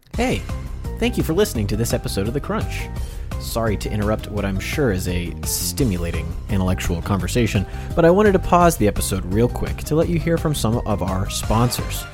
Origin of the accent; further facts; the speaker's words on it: United States; we're American